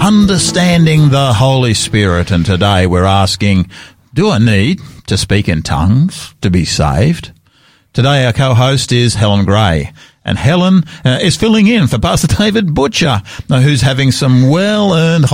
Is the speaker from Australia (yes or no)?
yes; Sydney, New South Wales, Australia; also born or lived in Tasmania / Queensland; now in Adelaide, Australia; I was born in Sydney in New South Wales